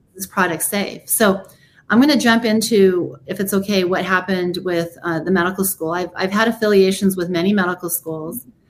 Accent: United States; I was born here in America.

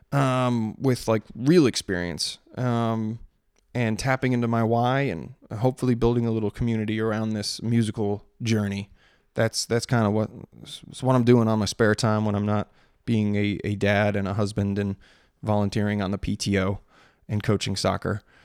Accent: Maryland, United States; growing up in Maryland

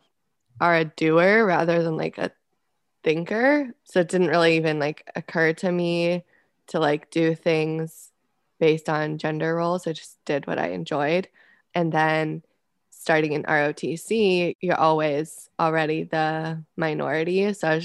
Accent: Scottsdale, Arizona, United States; moved away as an adult; also born or lived in Fort Sill, Oklahoma; I'm from Scottsdale, Arizona

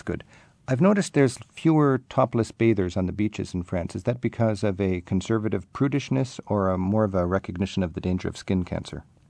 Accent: United States; as an American visiting your country

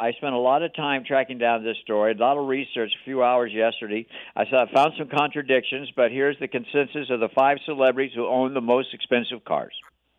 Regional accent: Hawaii, United States; moved away; Look, I'm from Hawaii. It is the most expensive state in the country

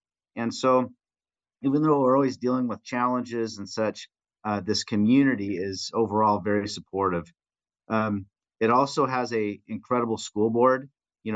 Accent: Spokane, Washington, United States; also born or lived in Kotzebue, Alaska / Portland, Oregon; now in Bellingham, United States; I grew up in Washington in Spokane

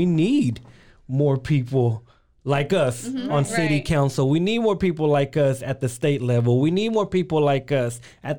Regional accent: Waco, Texas, United States; first language Spanish; English is a second language; my parents are immigrants from Mexico, and so I'm a first-generation American. Growing up in a household where Spanish was my firs

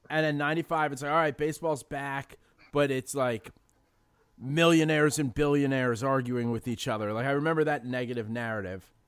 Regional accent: New York City, New York, United States; I grew up in the Bronx and in an area called City Island

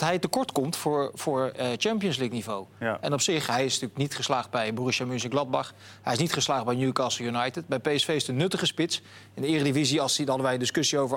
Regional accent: Netherlands; wij als Nederlanders

